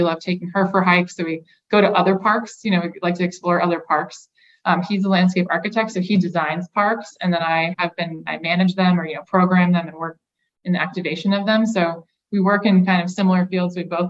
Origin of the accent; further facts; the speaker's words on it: Massachusetts, United States; now in Medford, United States; I'm from Western Massachusetts, so my family is all just a couple hours west of the city. And I live in Medford